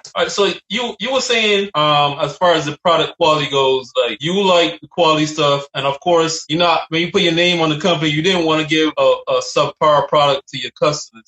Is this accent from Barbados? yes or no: yes; Barbados; moved away; where I'm from, I'm from Barbados